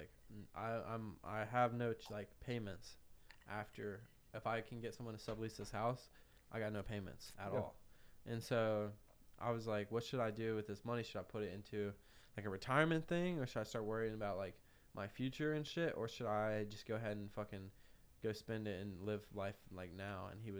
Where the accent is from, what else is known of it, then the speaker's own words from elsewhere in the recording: Denver, North Carolina, United States; I'm from Denver, North Carolina.